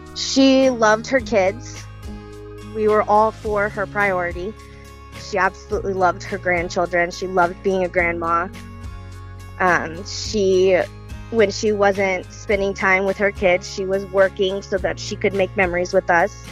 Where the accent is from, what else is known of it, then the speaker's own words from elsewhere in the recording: Girard, Illinois, United States; also born or lived in Springfield, Illinois; we grew up in Girard, um, which is a very small town south of Springfield, Illinois. Um, we lived there. Um, I lived there my whole life